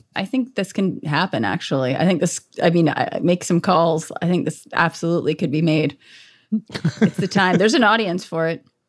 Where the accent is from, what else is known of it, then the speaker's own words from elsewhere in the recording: Los Angeles, California, United States; I grew up in the San Fernando Valley